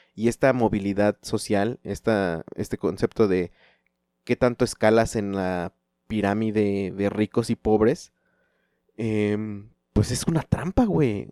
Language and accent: Spanish; Chalco, State of Mexico, Mexico; yo vengo de Chalco